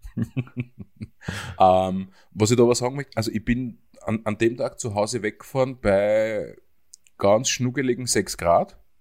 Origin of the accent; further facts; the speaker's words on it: Höllental, Lower Austria, Austria; ich komme da aus dem Gebiet, das kennen jetzt sicher alle Österreicher, das Höllental aus den Nachrichten